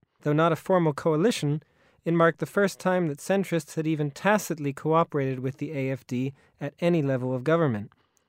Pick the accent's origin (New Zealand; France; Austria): Austria; my home country of Austria